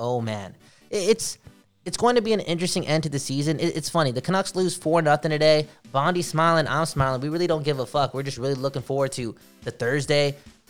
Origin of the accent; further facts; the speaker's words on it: Wisconsin, United States; I'm also from Wisconsin, but I feel like I'm from Vancouver.